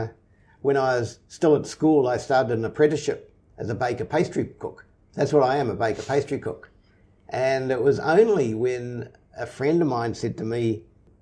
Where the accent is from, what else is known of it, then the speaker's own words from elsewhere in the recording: Auckland, New Zealand; I grew up in Auckland, in Onehunga, and I went to Onehunga High School